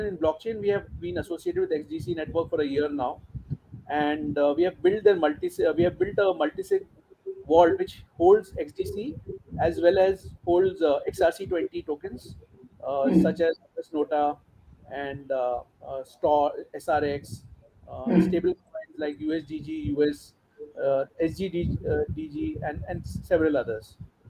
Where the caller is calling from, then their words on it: Mumbai, Maharashtra, India; I'm calling in from Mumbai, India.